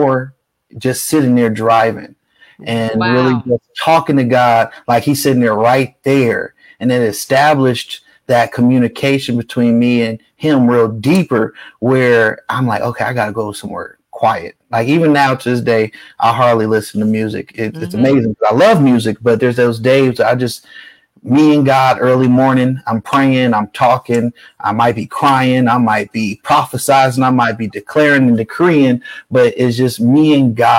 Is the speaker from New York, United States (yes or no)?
no; Bay Area, California, United States; now in Las Vegas, United States; I was from the Bay Area